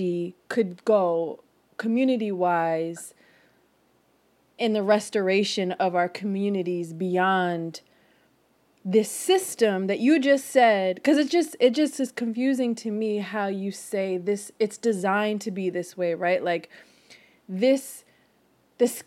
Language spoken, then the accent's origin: English; Philadelphia, Pennsylvania, United States; also born or lived in Fairmount, Philadelphia; I was raised in Germantown.